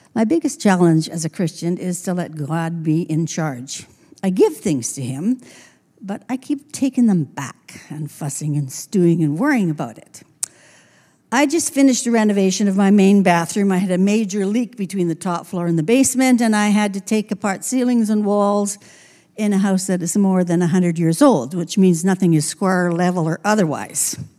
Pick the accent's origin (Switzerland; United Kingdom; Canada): Canada; Trail, British Columbia; now in Grand Forks, Canada; my elementary years were in Trail